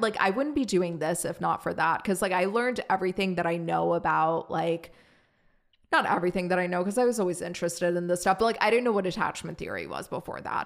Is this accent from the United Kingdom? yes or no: no; Germany; now in United States; I grew up in Germany